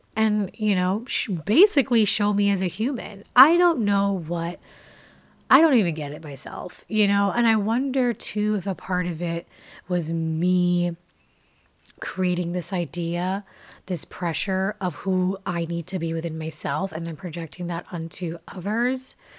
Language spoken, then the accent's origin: English; Jamaica; moved away; I am a Jamaican. I was born and raised there for my early years of life, and my family is Jamaican